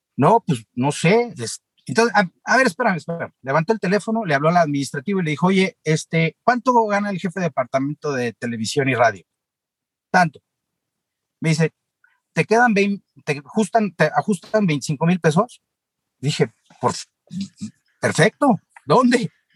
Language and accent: Spanish; Mexico City, Mexico; Yo nací en la Ciudad de México, en Polanco